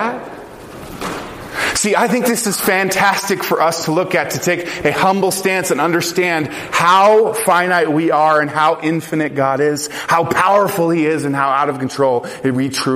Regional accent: Colorado, United States; I grew up in Colorado

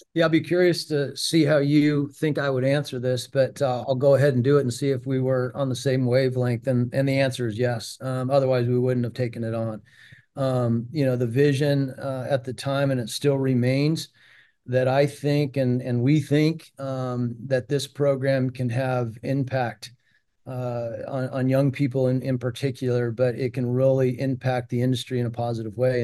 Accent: Prescott, Arizona, United States; moved away; I, I grew up in Prescott, Arizona, which is about ninety miles, uh, north of Phoenix.

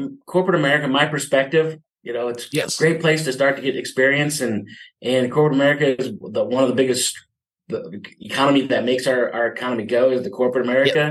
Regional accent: Midwest, United States; now in San Diego, United States; I grew up in the Midwest

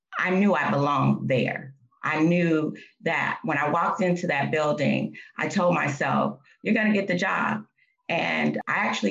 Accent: Oakland, California, United States; I grew up in Oakland

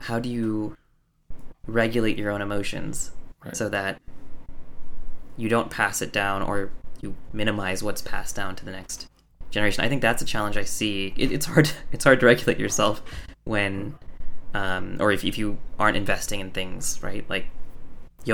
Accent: United States; I was the doctor's son growing up in America

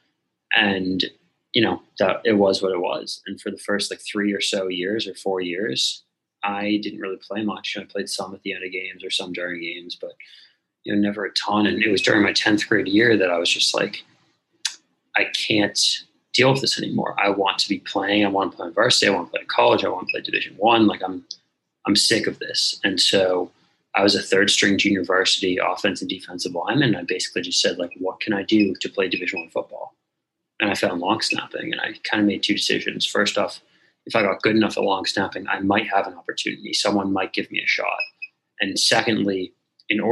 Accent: Newton, Massachusetts, United States; I grew up outside of Boston in Newton, Massachusetts

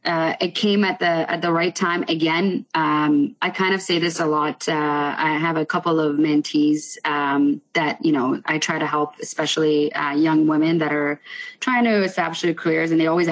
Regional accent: Richmond Hill, Ontario, Canada; also born or lived in Iran; I was born in Iran. And as long as I can remember, you know, my dad was always traveling around the world. He's now retired, had a trade company that he eventually transitioned over to Canada. So we moved straight to Richmond Hill

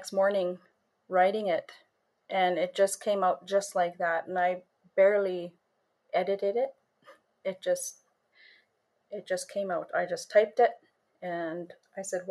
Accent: Sioux Lookout, Ontario, Canada; I am from Sulakout, Ontario.

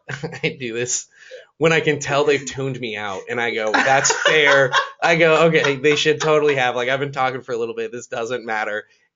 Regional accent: Napa, California, United States; I'm from Napa.

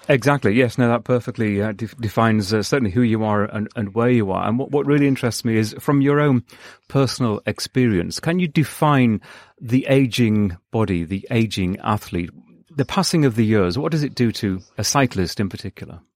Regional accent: United Kingdom; now in Los Angeles, United States; my home country, the U K

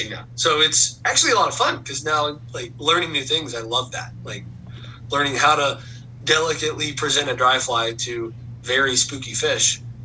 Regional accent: Dayton, Ohio, United States; moved away as an adult; now in Utah, United States; Born and raised in Dayton, Ohio

